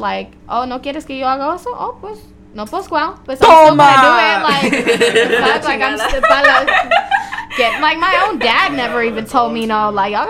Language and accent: English; Compton, California, United States; Yeah, so I was born and raised in Compton and went to all Compton schools, all that.